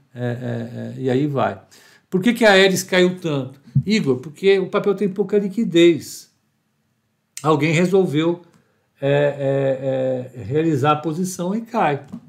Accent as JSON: {"language": "Portuguese", "country": "Brazil", "said": "eu, eu sou brasileiro"}